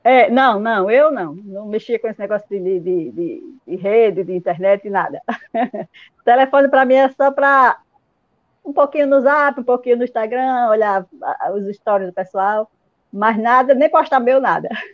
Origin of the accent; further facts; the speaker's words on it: Alagoas, Brazil; now in Sergipe, Brazil; eu moro aqui em Sergipe, em Baúba, e, mas sou alagoana, né? Há 21 anos que estou aqui morando em Sergipe